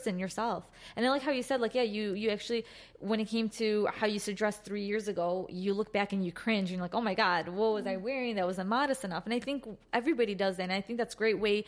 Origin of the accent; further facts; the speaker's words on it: Chicago, Illinois, United States; we are from Chicago and we're very fortunate to be from a city that's very diverse